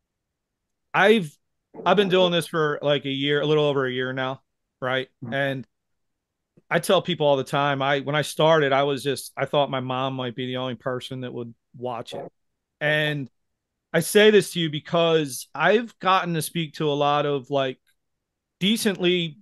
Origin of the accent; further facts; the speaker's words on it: Philadelphia, Pennsylvania, United States; I'm from Philadelphia.